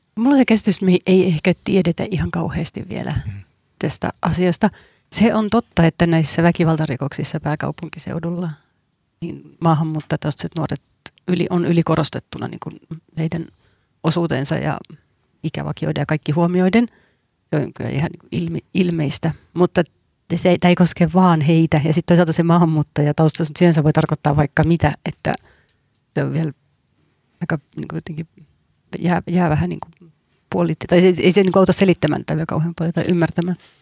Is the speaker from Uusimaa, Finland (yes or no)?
yes; Helsinki, Uusimaa, Finland; Mä itse asunut lapsuuteni Helsingissä radan varressa